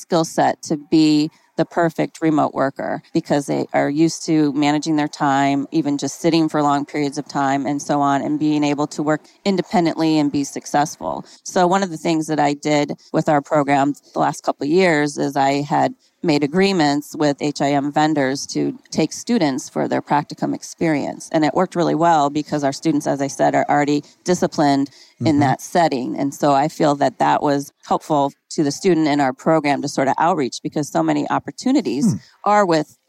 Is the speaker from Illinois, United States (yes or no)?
yes; Illinois, United States; moved away as an adult; also born or lived in Chicagoland area; now in Phoenix, United States; I am originally from Illinois